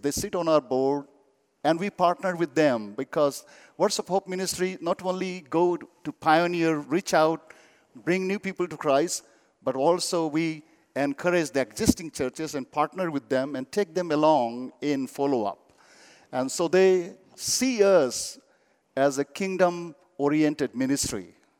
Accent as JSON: {"language": "English", "country": "India", "second_language": "English", "said": "You know, I come from Buddhist background. I belong to Kampa tribe."}